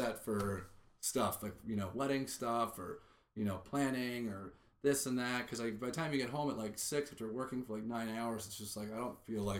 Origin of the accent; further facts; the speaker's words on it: Los Angeles, California, United States; As a Laker fan, I can say, but I'm from here